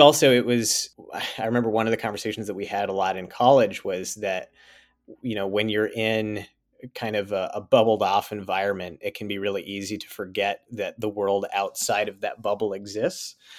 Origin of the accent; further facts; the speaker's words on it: Sioux Falls, South Dakota, United States; moved away as an adult; also born or lived in Virginia; I grew up in, uh, Sioux Falls, South Dakota, uh, spent the first eighteen years of my life there